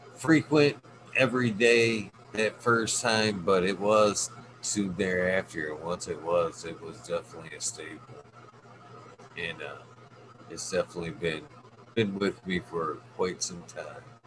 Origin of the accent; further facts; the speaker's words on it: Michigan, United States; my home state